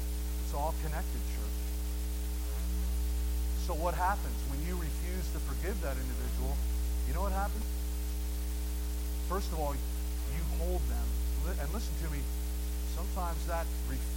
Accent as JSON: {"language": "English", "region": "New Jersey", "country": "United States", "tie": "born or raised there", "also_born_or_lived": "Massachusetts", "moved": "yes", "said": "I grew up in New Jersey and graduated to Massachusetts."}